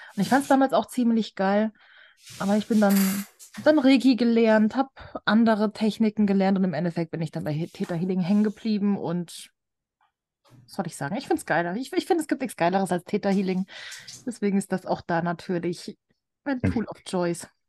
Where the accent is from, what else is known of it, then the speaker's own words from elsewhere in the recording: Germany; Ich so, aus Deutschland